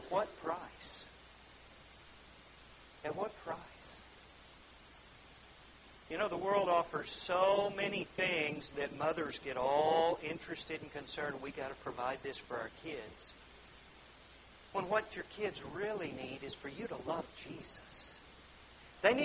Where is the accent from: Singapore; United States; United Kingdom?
United States; Oklahoma; we're from Oklahoma